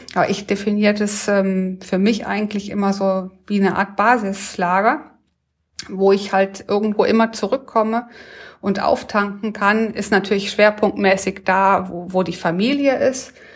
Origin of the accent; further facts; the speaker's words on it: Ettringen, Rhineland-Palatinate, Germany; in Ettringen groß geworden.